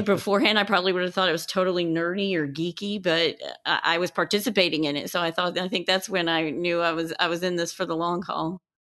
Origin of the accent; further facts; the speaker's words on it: West Texas, United States; also born or lived in Colorado / Houston; I am originally from Colorado, but I grew up in West Texas